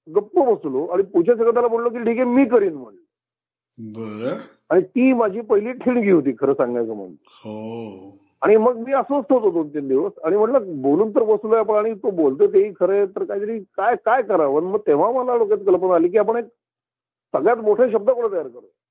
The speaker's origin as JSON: {"language": "Marathi", "town": "Pune", "region": "Maharashtra", "country": "India", "tie": "born or raised there", "said": "मी पुण्यात वाढलेलो आहे मी पुण्याचा आहे"}